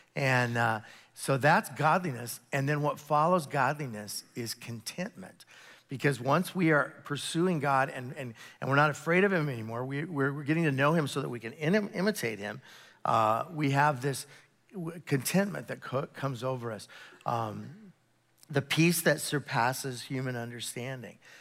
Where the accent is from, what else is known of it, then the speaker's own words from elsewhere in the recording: United States; being an American, and it's the beauty of being an American Christian, uh, here in the Western Hemisphere